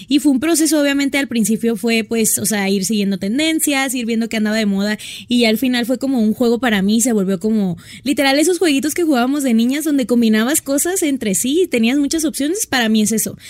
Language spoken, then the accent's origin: Spanish; Hermosillo, Sonora, Mexico; moved away as an adult; also born or lived in Ciudad Obregón, Sonora; now in Mexico City, Mexico; me encanta porque me siento más a gusto. Y tengo 24 años, soy de Sonora, o sea, viví en Hermosillo 14 años, pero soy de Obregón, Sonora. Y me vine a vivir hace como 8 meses a la ciudad